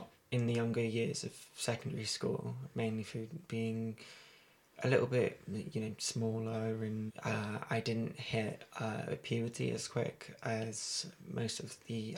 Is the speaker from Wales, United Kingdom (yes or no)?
yes; Wales, United Kingdom; I did most of my growing up in Wales